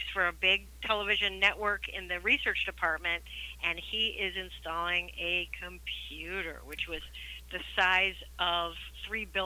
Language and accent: English; hometown where Home Alone was shot, Illinois, United States; one that was shot in my hometown, which is Home Alone